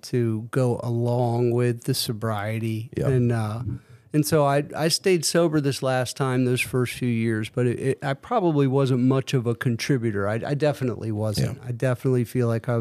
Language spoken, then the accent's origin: English; United States; I grew up in Montgomery County. I wasn't born here, but I grew up here for, you know, through my kind of formative years